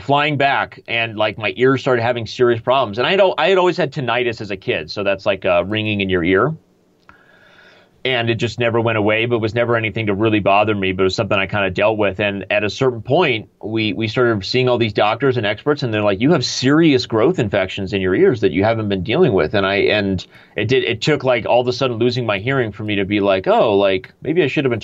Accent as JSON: {"language": "English", "town": "Tucson", "region": "Arizona", "country": "United States", "tie": "born or raised there", "said": "Then I won the junior high nationals when it was in my hometown. I live in northern Arizona, but in Tucson, Arizona"}